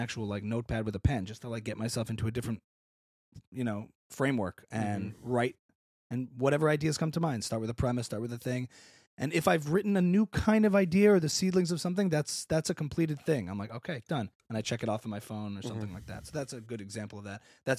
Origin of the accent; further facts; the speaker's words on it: Louisiana, United States; I grew up in Louisiana.